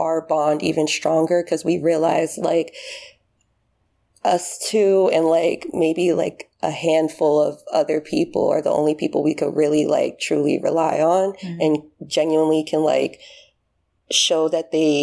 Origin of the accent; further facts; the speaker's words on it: United States; moved away as an adult; also born or lived in Haiti (ancestry); now in Paris, France; as an American, it's kind of, it's not something you would, like, align with, like, an immigrant and all that, since I've been living in America my whole life